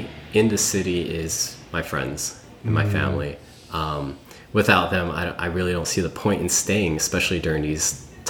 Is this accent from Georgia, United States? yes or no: no; New York, United States; born there; I grew up in, well, I was born in New York, but I want to move to the city and maybe experience Manhattan or Brooklyn